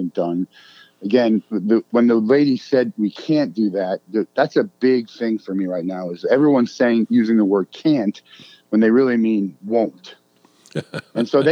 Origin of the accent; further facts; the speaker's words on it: Marlboro, New Jersey, United States; I grew up in Marlboro, New Jersey